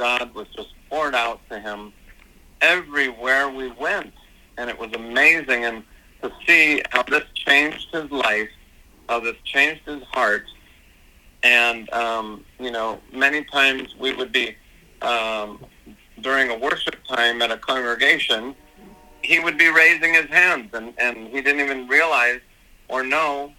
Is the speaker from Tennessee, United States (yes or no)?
no; Los Angeles, California, United States; here in my hometown, you know, here in Los Angeles, California